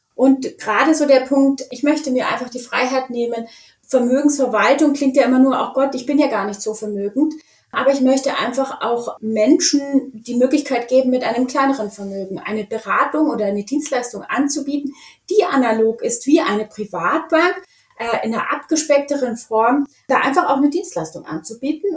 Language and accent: German; Munich, Bavaria, Germany; ich bin auf dem Oktoberfest aufgewachsen